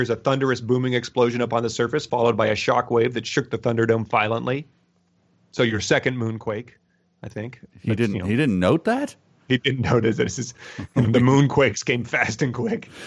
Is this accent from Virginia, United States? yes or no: no; Philadelphia, Pennsylvania, United States; Hey, I'm from Philly, right?